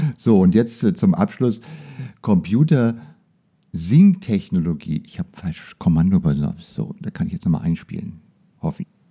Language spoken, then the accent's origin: German; Germany; genauso bei uns in Deutschland